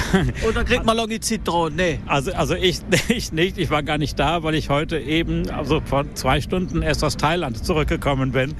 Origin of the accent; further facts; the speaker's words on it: Germany; also born or lived in South America; now in Basel, Switzerland; ich bin Deutsche, ursprünglich aber in Südamerika geboren